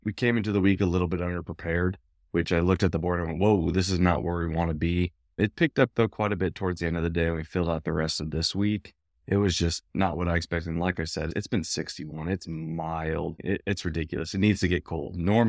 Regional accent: West Coast, United States; As many of you know, I'm from the West Coast

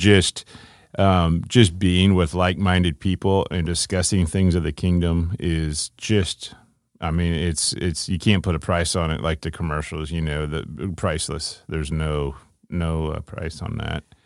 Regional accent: Ohio, United States; I grew up in Ohio

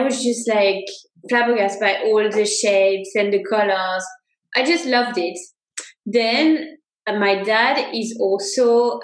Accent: Saintes, Nouvelle-Aquitaine, France; moved away as an adult; also born or lived in Sri Lanka / Mexico; grew up in France. I was born in France in a little town called Saintes. So it's on the southwest coast near the ocean. It's near Bordeaux.

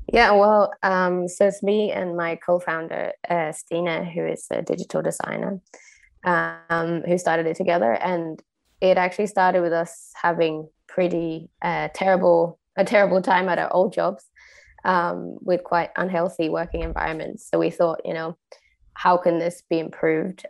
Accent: Sweden; moved away as an adult; now in Copenhagen, Denmark; I was born in Sweden, uh, but I've lived abroad since I was 19

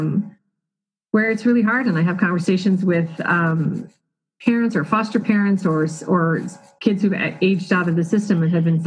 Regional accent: Colorado, United States; I am a lifelong Colorado resident, so born and raised right here in Colorado

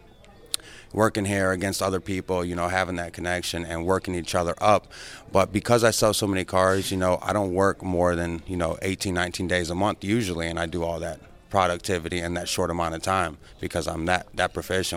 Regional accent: Ohio, United States; moved away as an adult; also born or lived in Michigan; now in Tampa, United States; I'm from Ohio.

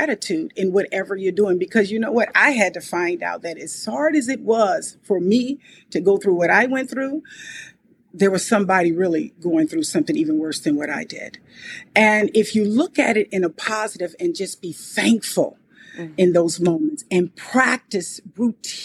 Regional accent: Compton, California, United States; I was born and raised in Compton, California

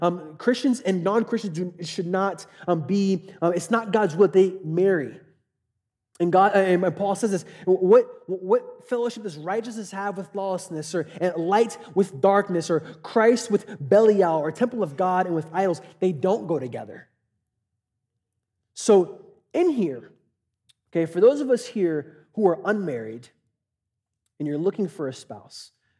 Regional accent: Katy, Texas, United States; I grew up in Katy

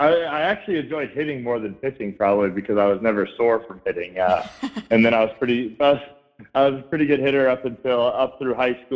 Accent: Columbus, Ohio, United States; born there; I was born in Columbus, Ohio, so I've kind of been riding with the Buckeyes

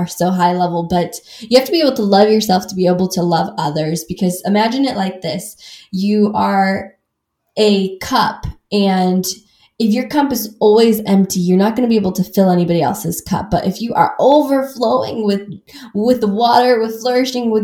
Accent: Midwest, United States; I grew up in the Midwest where everybody kind of talks around circles

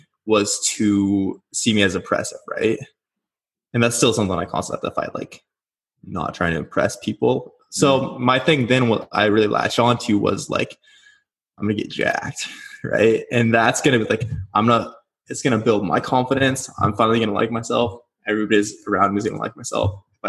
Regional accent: Nebraska, United States; moved away as an adult; now in Scottsdale, United States; I'm originally from Nebraska

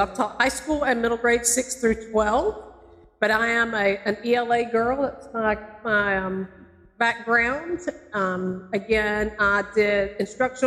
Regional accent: North Alabama, United States; also born or lived in Macon, Georgia; now in Valdosta, United States; I'm originally from Alabama, in North Alabama, and then I taught in Macon

